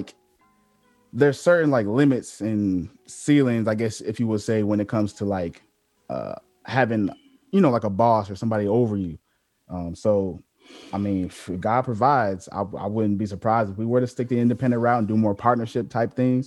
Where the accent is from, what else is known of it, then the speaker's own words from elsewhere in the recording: Virginia Beach, Virginia, United States; moved away as an adult; I came from Virginia Beach